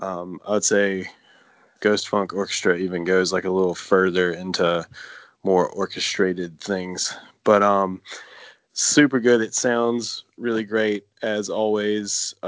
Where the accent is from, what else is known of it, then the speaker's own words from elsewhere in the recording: Georgia, United States; from Georgia.